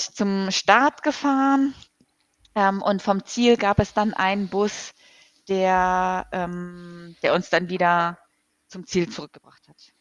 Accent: Hamburg, Germany; ich komme halt aus Hamburg hier

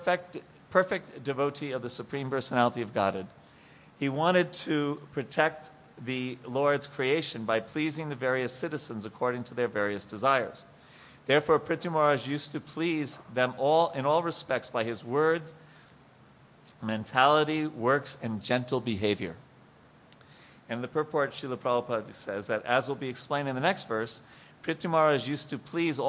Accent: Long Island, New York, United States; I'm from Long Island, New York

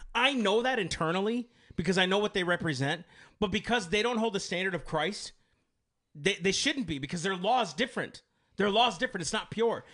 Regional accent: United States; I am an American of these United States.

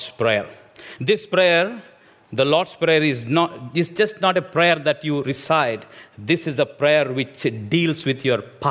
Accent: India; English is a second language; moved away; I'm an Indian preacher

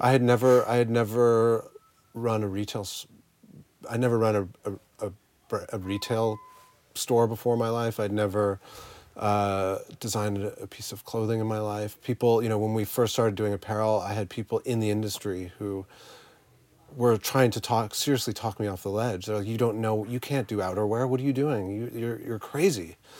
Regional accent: Canada; the small little town I grew up in in Canada

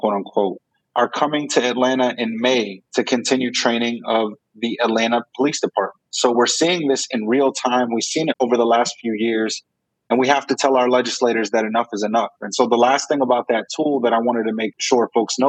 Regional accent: Jerusalem, Palestine; born there; By the way, I was born in Jerusalem.

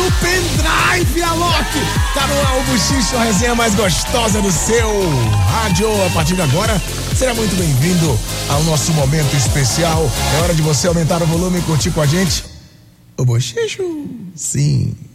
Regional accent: Northeast Region, Brazil; ser nordestino

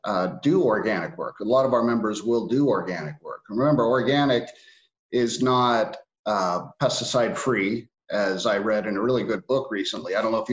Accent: Bakersfield, California, United States; my family comes from the Central Valley of California. So I was born and raised in Bakersfield. And our farm is in Arvin, California.

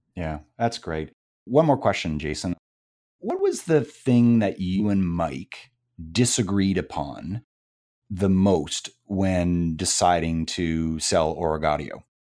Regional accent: Canada; I'm from Canada

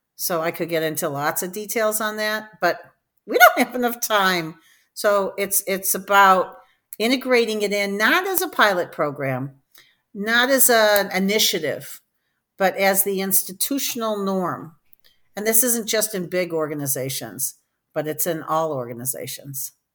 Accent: Detroit, Michigan, United States; moved away as an adult; also born or lived in New Haven, Connecticut; I'm from Detroit, Michigan

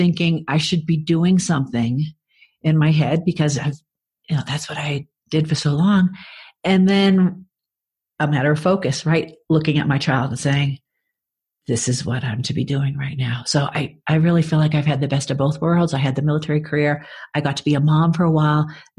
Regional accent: Braintree, Massachusetts, United States; accent: Boston; moved away as an adult; my hometown, Braintree, Massachusetts.

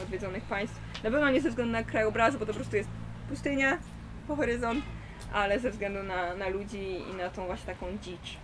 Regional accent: Poland; Jestem z Polski

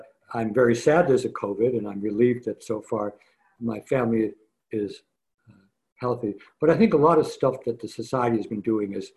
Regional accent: Scranton, Pennsylvania, United States; Joe Biden and I were born and grew up in Scranton

